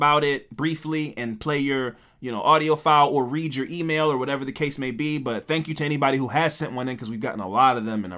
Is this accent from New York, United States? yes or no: yes; Queens, New York, United States; Yeah, it's like, but I still like, I'm from Queens.